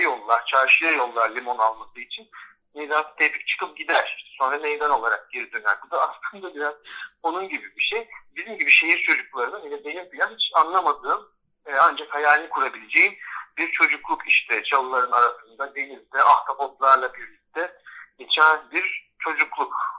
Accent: Bozcaada, Çanakkale, Turkey; bizim aile eski adalıların yeni olanlarından bile sayılabilir. Çünkü bizim adaya gelişimiz 1700'lerin sonuyla 1800'lerin başı arasında gerçekleşiyor

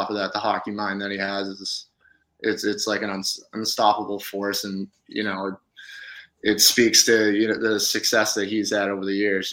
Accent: Billerica, Massachusetts, United States; growing up in New England

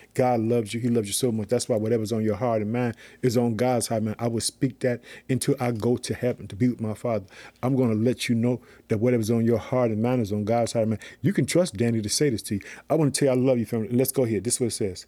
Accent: Illinois, United States; my home state, Illinois

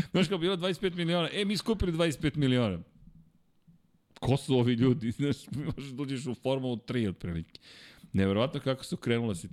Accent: Serbia; ja sam iz Srbije

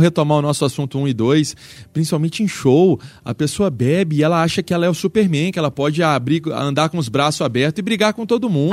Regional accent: Belo Horizonte, Minas Gerais, Brazil; mas sou Belo Horizontino, sim, nasci em Belo Horizonte

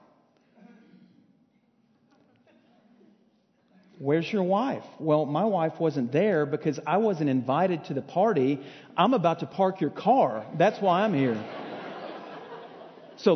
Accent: Arlington, Texas area, United States; also born or lived in Natchitoches, Louisiana; I was born and raised here

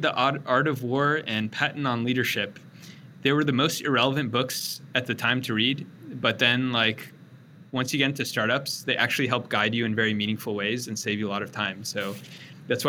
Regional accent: Bay Area, California, United States; moved away as an adult; now in Austin, United States; growing up in the Bay Area

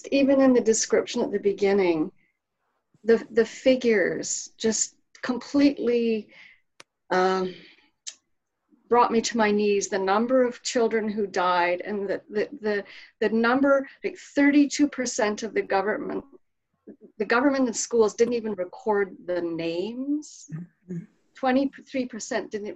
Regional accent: Crowsnest Pass, Alberta, Canada; Carol and I grew up in the Crow's Nest Pass, very near Brockett

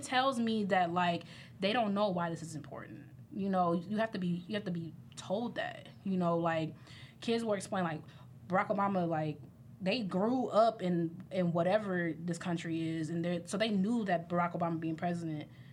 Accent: Midwest, United States; I'm from the Midwest

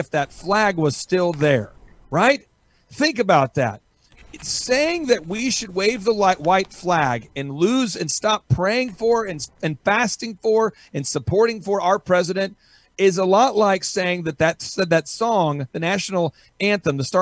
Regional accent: the South, United States; I'm from the South.

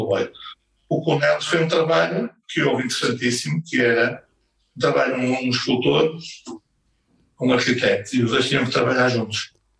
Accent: Portugal; sou português

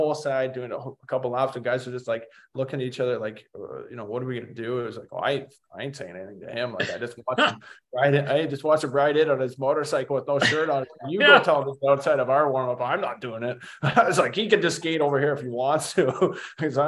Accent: Oakville, Ontario, Canada; my hometown team in Oakville

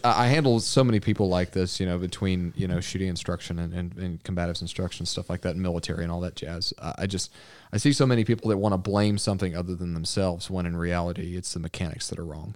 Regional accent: Arkansas, United States; also born or lived in Texas; I grew up in Arkansas, but I was born in Texas.

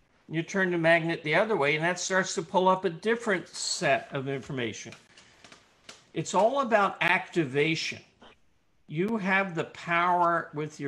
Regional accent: Richmond, Virginia, United States; I'm from Richmond

